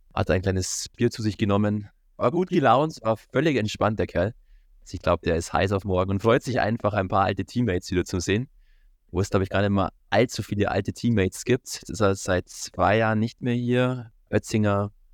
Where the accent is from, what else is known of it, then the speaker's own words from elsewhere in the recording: Peiting, Bavaria, Germany; Ich komme aus Piting, ich weiß, wie der Eishockey tickt und wie es da abläuft